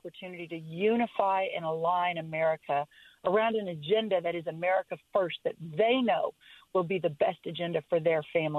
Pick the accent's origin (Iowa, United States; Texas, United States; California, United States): Texas, United States; my home state of Texas